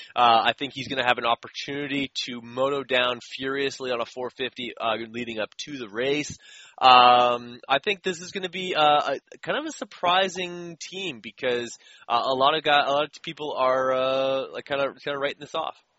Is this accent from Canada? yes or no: yes; Canada; I'm from Canada